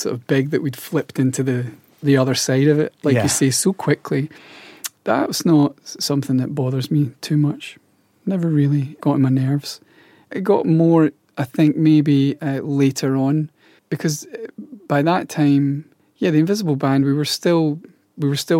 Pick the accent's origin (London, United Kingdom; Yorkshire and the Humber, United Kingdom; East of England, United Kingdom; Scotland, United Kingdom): Scotland, United Kingdom; being Scottish, people are quite light-hearted there, and we have this lightness about us